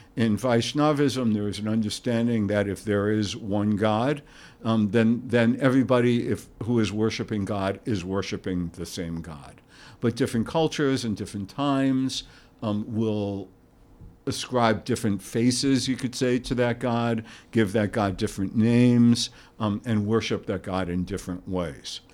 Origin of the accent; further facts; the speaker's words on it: New York, United States; moved away as an adult; also born or lived in Santa Barbara, California; We are both from New York